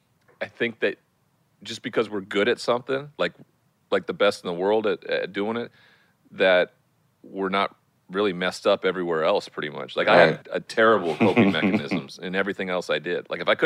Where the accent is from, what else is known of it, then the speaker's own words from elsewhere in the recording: Montana, United States; Growing up in Montana, where there's a huge cowboy culture